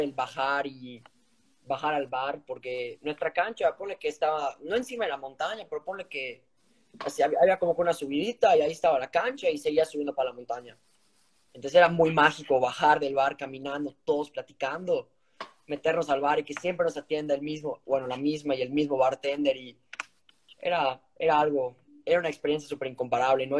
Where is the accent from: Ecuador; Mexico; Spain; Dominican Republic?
Mexico; moved away; como buen mexicano y orgulloso que soy